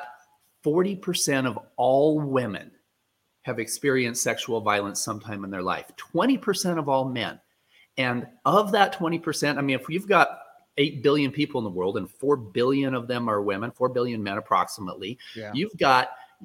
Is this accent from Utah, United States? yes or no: yes; Utah, United States; I was born in Utah